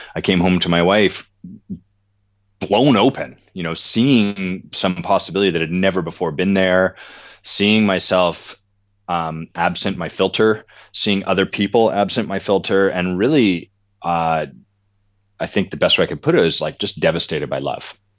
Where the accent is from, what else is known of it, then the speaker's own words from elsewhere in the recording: Victoria, British Columbia, Canada; I grew up in Victoria, British Columbia